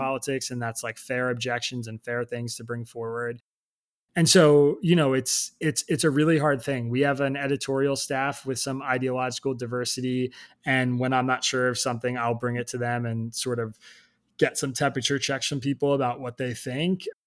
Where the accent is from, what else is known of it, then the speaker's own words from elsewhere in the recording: Bucks County, Pennsylvania, United States; I grew up in Bucks County, Pennsylvania